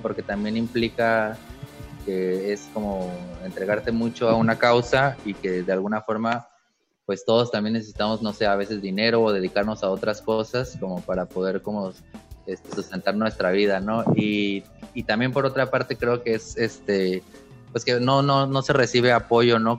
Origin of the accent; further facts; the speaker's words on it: Mexicali, Baja California, Mexico; yo soy de Mexicali, Baja California, soy del norte